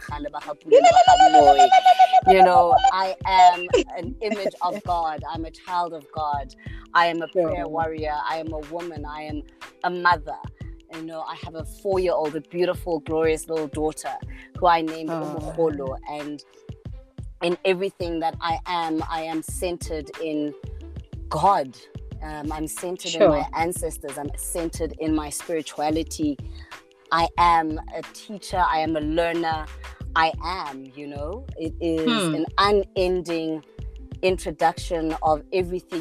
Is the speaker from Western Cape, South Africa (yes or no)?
yes; Cape Town, Western Cape, South Africa; I grew up, I mean, I was born in Cape Town in 1983